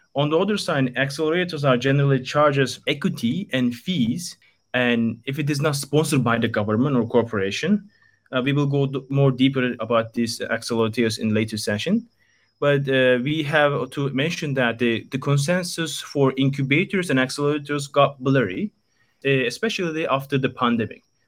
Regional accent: Istanbul, Turkey; moved away as an adult; now in Japan; born and raised in Istanbul, Turkey. I'm from Turkey and came to Japan three years ago.

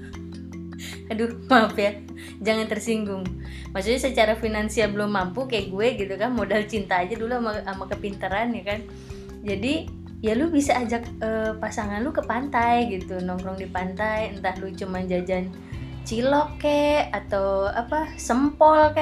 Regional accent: Jakarta, Indonesia; moved away as an adult; now in Bali, Indonesia; Aku lahir dan besar di Jakarta

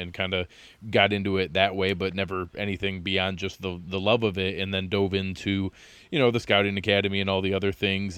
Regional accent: Jamestown, New York, United States; moved away as an adult; I grew up in the Southern Tier as well. I was over in Chautauqua County

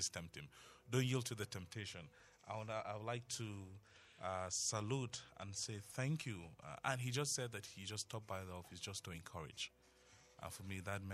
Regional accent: Tarok, Plateau, Nigeria; first language Tarok; English is a second language; how progressive my native tongue is

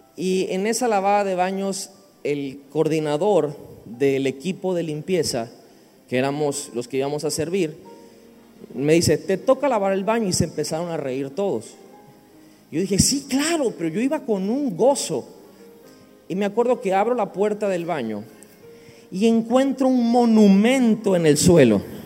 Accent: Villahermosa, Tabasco, Mexico; venimos de México, de la región, el estado se llama Tabasco, la ciudad se llama Villahermosa

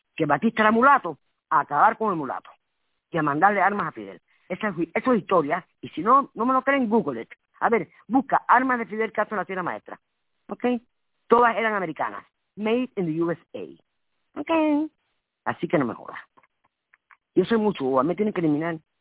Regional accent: Havana, Cuba; moved away; nací en Cuba

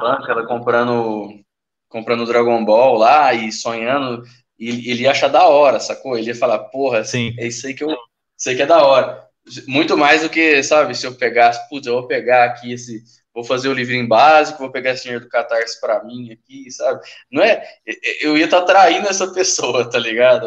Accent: Uberlândia, Minas Gerais, Brazil; eu sou de Uberlândia, velho, Minas Gerais

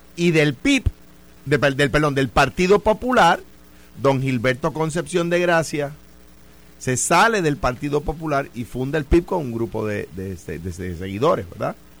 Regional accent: Puerto Rico

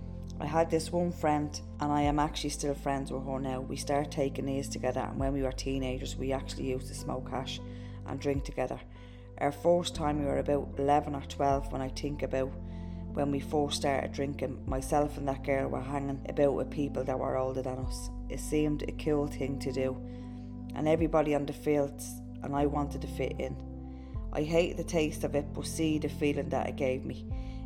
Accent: Dublin, Leinster, Ireland; We moved to a different part of Dublin when I was 11. But when I was a kid, we grew up in Ballymun.

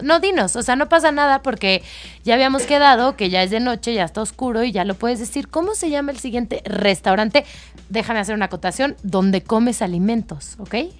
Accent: Mexico; yo que soy mexicana

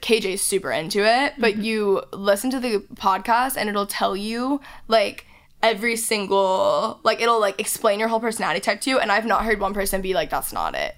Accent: Texas, United States; I'm from Texas

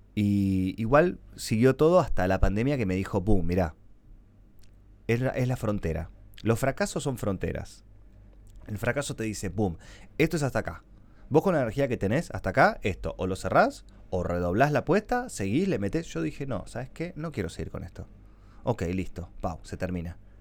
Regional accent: Argentina; un blogger argentino de mucho reconocimiento

